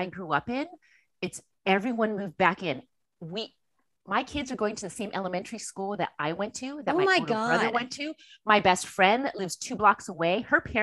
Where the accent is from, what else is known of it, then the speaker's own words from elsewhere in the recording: Los Angeles, California, United States; born and raised in Los Angeles. So I'm a native Angeleno, true and true.